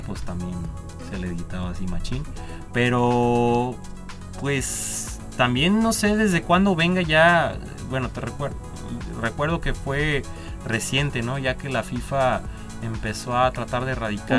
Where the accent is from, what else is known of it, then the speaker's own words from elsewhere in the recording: Mexico; nosotros como mexicanos